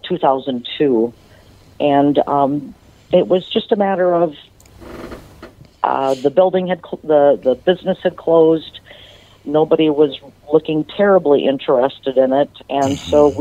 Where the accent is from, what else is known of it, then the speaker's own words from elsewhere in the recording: Butterfield, Minnesota, United States; moved away as an adult; now in Sauk Centre, United States; I'm from a small town in southern Minnesota called Butterfield